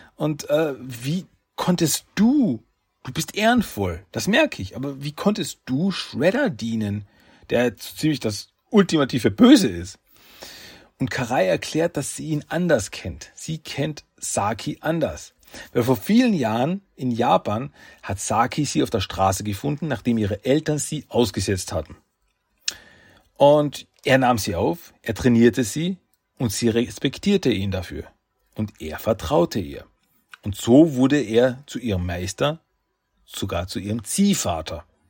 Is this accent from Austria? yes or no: yes; Austria; Ich bin Österreicher